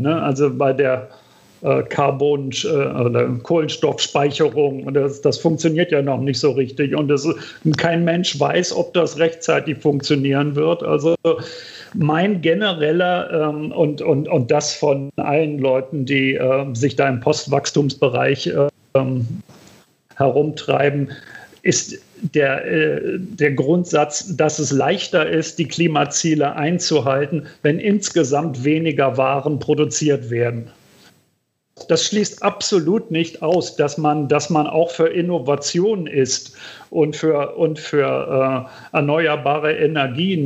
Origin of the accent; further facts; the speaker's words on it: Berlin, Germany; In, in West-Berlin, wo ich, wo ich aufgewachsen bin